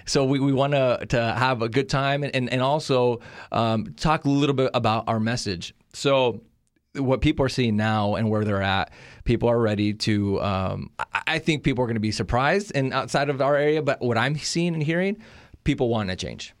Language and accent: English; California, United States; also born or lived in Monterrey, Nuevo León, Mexico; I'm from Mexico, Monterrey, Nuevo León. Uh, I was born there, raised in California